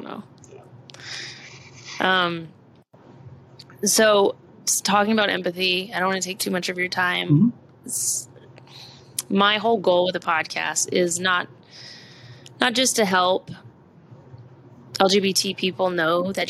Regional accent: Austin, Texas, United States; also born or lived in Amarillo, Texas; I grew up in Austin, Texas, and then we moved to Amarillo

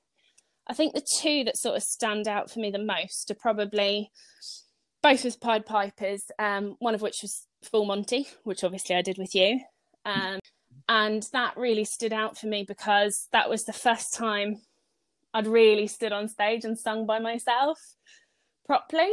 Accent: South Africa; moved away; If I go all the way back to primary school, I grew up in South Africa

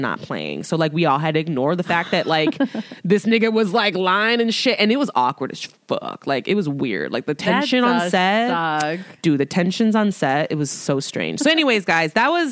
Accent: Chicago, Illinois, United States; we're from Chicago

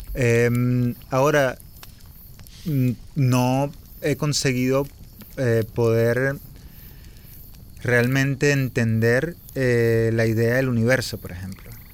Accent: Venezuela; born or raised there

